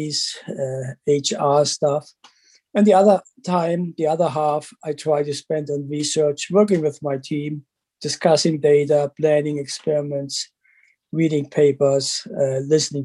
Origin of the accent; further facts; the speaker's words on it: Germany; moved away as an adult; also born or lived in Calgary, Canada; now in London, Canada; I grew up in Germany, did my PhD there. And then I moved to Canada